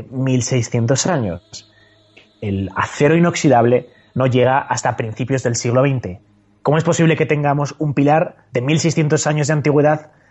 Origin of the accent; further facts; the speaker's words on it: Zaragoza, Aragon, Spain; Bueno, a ver, hablando de pilares, ya sabes que yo soy de Zaragoza.